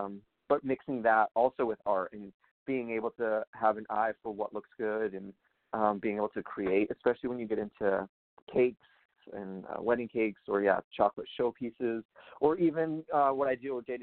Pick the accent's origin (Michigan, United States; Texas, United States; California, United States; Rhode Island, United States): Rhode Island, United States; also born or lived in Massachusetts; I am from Rhode Island, and that's where I was born and raised